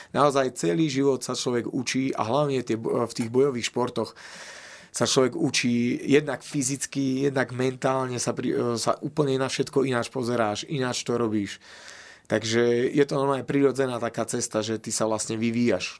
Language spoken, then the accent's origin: Slovak; Slovakia; my sme Slováci